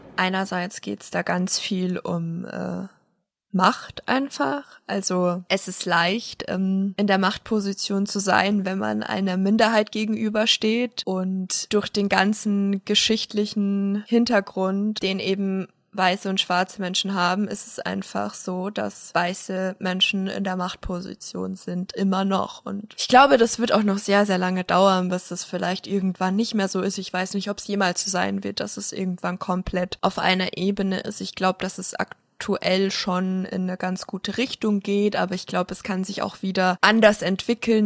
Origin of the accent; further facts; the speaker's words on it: Munich, Bavaria, Germany; also born or lived in Wasserburg; ich komme aus München, dann komme ich daher